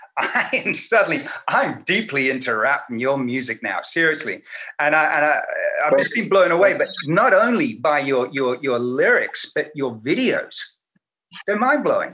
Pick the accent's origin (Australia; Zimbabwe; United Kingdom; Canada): Australia; moved away; me growing up back home in Australia